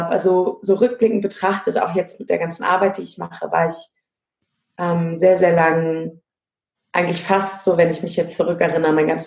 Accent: Berlin, Germany; now in Hamburg, Germany; ich bin in Berlin geboren und habe da auch einen Großteil meines Lebens gelebt, lebe mittlerweile im wunderschönen Hamburg.

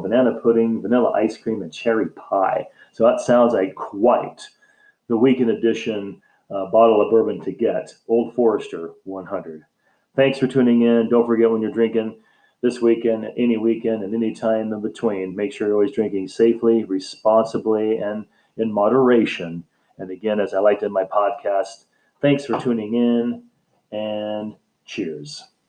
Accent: United States; the United States, my home country where I live

